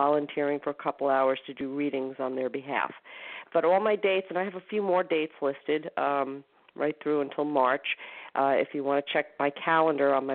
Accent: Northport, New York, United States; my hometown, Northport Public Library

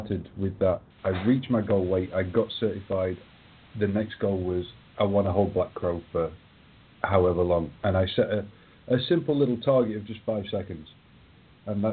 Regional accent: England, United Kingdom; I'm English

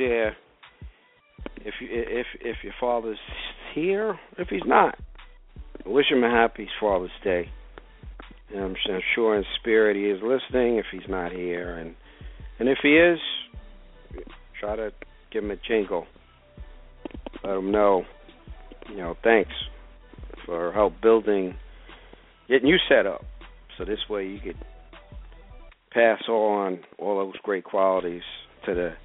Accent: Brentwood, New York, United States; 3 weeks ago in Brentwood, Long Island. Yes, yes, my hometown.

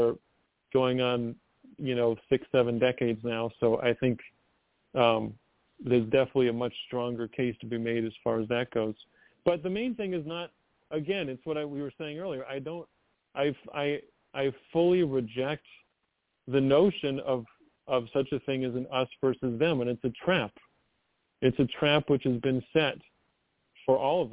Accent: United States; I'm obviously an American

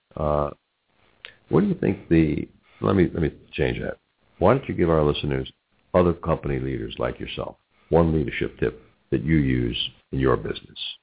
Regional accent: New York, United States; now in Cincinnati, United States; in my family growing up in New York, we had one aunt, Aunt Selma

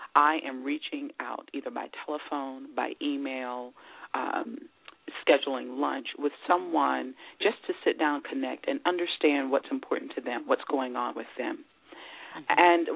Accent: Maryland, United States; growing up in Maryland, I was surrounded by a community of people

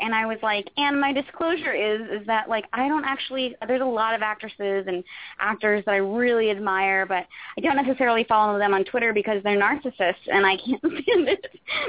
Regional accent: Roanoke, Virginia, United States; moved away; I moved out here from Roanoke, Virginia, thinking I was going to be I knew to move out here I was going to be an actress

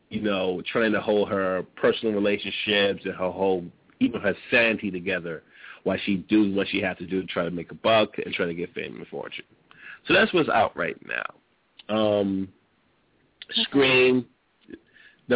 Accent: New York City, New York, United States; I grew up in New York, grew up in Brooklyn, grew up in the projects

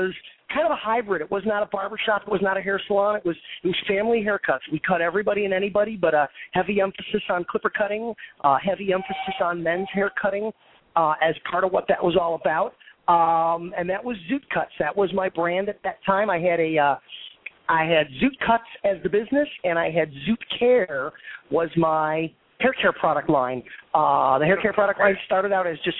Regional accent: Skokie, Illinois, United States; I grew up there. That's my hometown

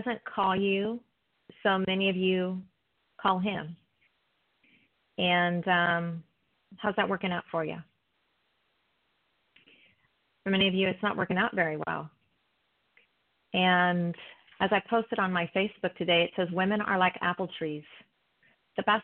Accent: East Coast, United States; I'm from the East Coast

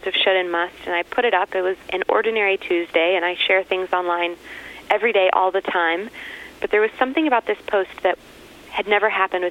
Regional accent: Texas, United States; moved away; originally from Texas

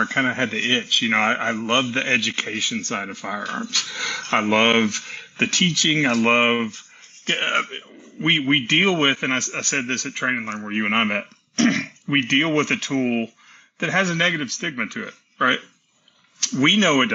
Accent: Tennessee, United States; also born or lived in Texas; I was born in Texas and raised in Tennessee

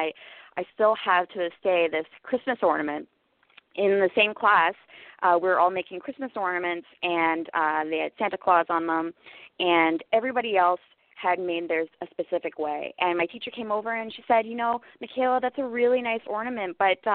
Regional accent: Ottawa, Ontario, Canada; also born or lived in Trinidad / Barbados; I was born and raised in Ottawa, Canada, beautiful capital of Canada

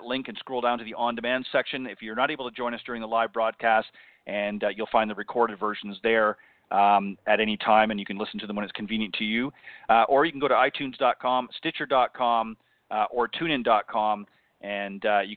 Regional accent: Burlington, Ontario, Canada; also born or lived in Hamilton, Ontario / Toronto, Ontario; I'm originally from Burlington, Ontario, actually born in Hamilton, but lived most of my life in the Burlington, Ontario area and a little bit in Toronto

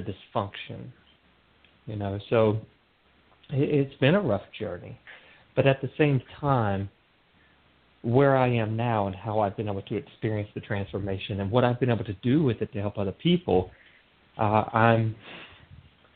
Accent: North Carolina, United States; moved away as an adult; also born or lived in Seattle, Washington; this little town that I grew up in North Carolina

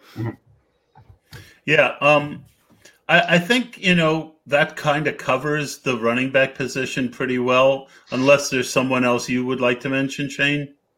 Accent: New York, United States; growing up in New York uh, when I was seven they won the Super Bowl with Joe Namath

